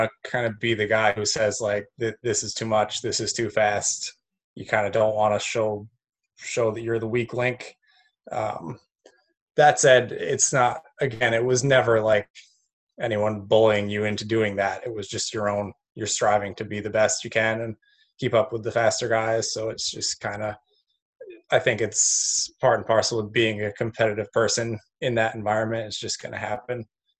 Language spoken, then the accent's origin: English; Delhi, New York, United States; moved away as an adult; also born or lived in Cortland, New York; now in New Zealand; I grew up in Delhi, New York